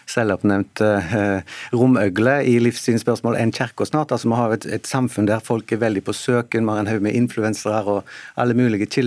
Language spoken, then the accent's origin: Norwegian; southwest Norway, Norway; du kommer fra Sør-Vestlandet, da, litt spesielt, for oljeindustrien er veldig viktig. Bare i, bare i min hjemby så har vi et verft med 3000 eh, personer